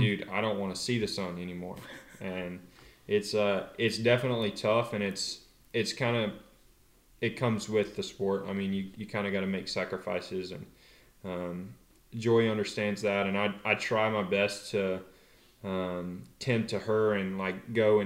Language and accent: English; North Carolina, United States; moved away as an adult; now in California, United States; growing up in North Carolina, it just feels a lot more like home